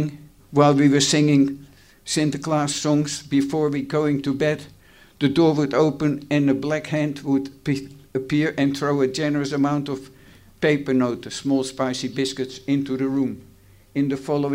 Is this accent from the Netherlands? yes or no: yes; Haarlem, North Holland, Netherlands; now in Australia; Haarlem, the place of my birth